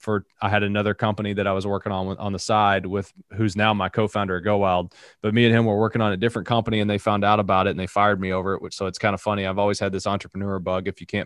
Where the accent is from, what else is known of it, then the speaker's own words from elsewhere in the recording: Appalachia, United States; And again, I'm from Appalachia, so she says I say a lot of things wrong. I don't have as thick of an accent as I used to.